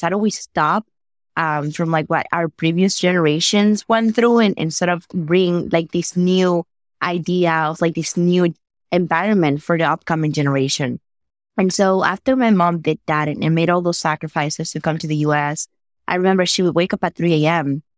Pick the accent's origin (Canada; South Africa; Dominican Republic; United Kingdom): Dominican Republic; English is a second language; moved away as an adult; now in United States; I was born and raised in the Dominican Republic